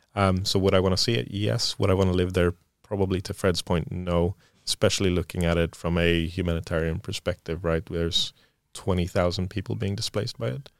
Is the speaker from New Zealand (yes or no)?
no; Sweden; moved away; growing up in Sweden